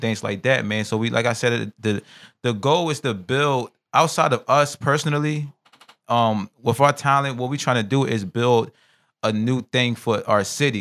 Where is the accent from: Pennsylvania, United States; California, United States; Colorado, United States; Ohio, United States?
Pennsylvania, United States; Philadelphia; I'm from North Philly section